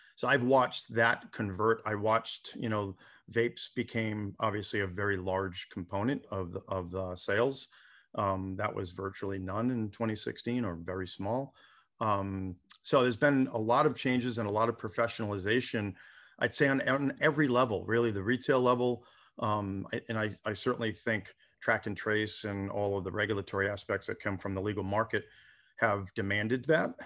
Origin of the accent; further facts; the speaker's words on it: Rhode Island, United States; now in Santa Barbara, United States; my home state of Rhode Island